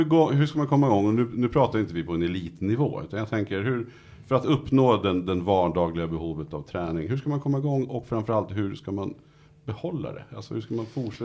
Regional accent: Nyköping, Södermanland, Sweden; jag kommer från Nyköping

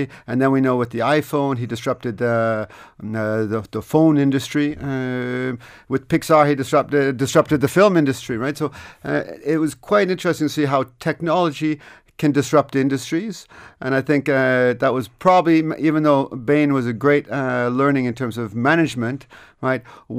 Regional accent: Canada; moved away as an adult; also born or lived in Vancouver / Montreal / Toronto / France; now in Dublin, Ireland; So I grew up in Canada, in Vancouver, Montreal, and Toronto. And then at the age of 24, I decided that actually I wanted to come back to Europe.

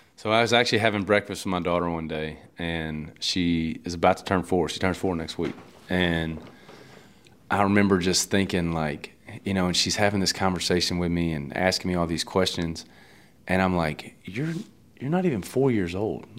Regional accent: Louisiana, United States; growing up in Louisiana

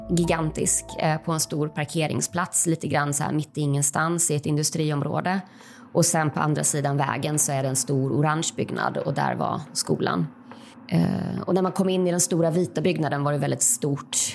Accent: Uppsala, Uppsala County, Sweden; now in Malmö, Sweden; Eh, på slutet av 80-talet, början av 90-talet så växte jag upp på Livets Ord och gick på Livets Ords kristna skola. Eh, jag bor med min man och dotter i Malmö

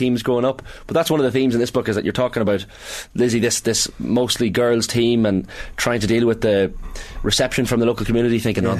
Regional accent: Monaghan, Ulster, Ireland; I'm from Monaghan, so maybe I don't have the same right to...

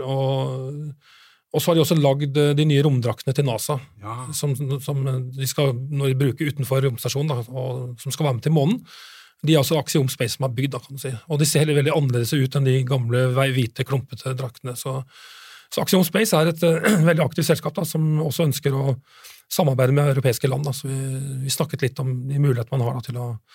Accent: Norway; for oss som nordmenn

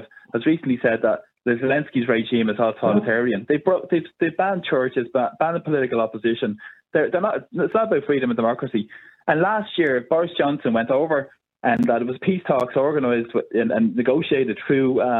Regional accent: Ireland; I'm very proud to be Irish

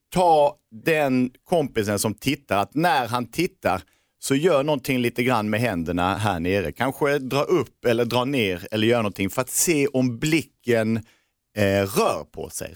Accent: Norrköping, Östergötland, Sweden; i Norrköping där vi kommer ifrån

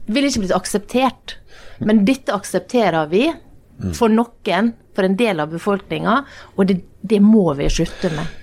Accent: Norway; vokste opp i Norge, akkurat sånn som meg

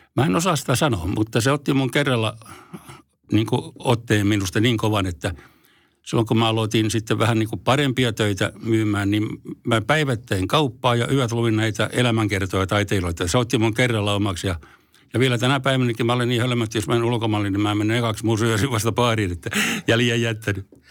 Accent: Forssa, Tavastia Proper, Finland; also born or lived in Helsinki; Forssaan olen syntynyt, tai syntynyt Helsingissä, mutta mä taisin olla sellainen vaikea tapaus, niin mä kävin täällä vaan tulemassa rääkäsemässä ja sitten muutin Forssaan ihan siellä, että olen forssalainen.

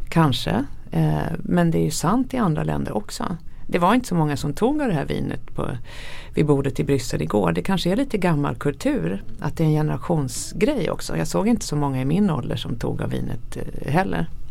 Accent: Sweden; som svensk

